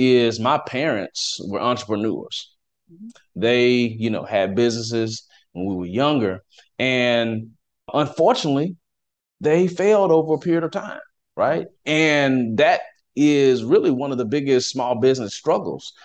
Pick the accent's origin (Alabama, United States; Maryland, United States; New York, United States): Alabama, United States; Athens; moved away as an adult; also born or lived in Washington, D.C.; now in Dallas, United States; I am from Athens, Alabama. Okay. It's a small little town.